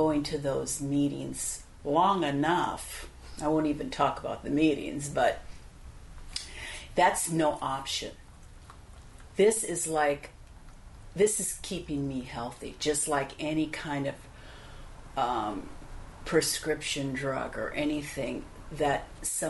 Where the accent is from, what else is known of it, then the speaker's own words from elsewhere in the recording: Midwest, United States; I have a Polish-German background from both parents, and I was born in the Midwest